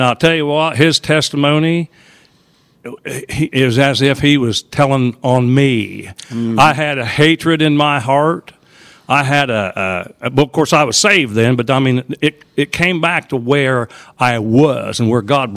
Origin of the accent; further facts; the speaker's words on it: Charleston, Illinois, United States; I come from Charleston, Illinois